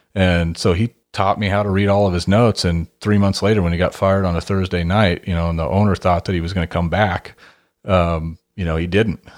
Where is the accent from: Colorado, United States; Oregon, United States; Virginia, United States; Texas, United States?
Oregon, United States; Hermiston; I grew up in Hermiston, Oregon, which is a big farming town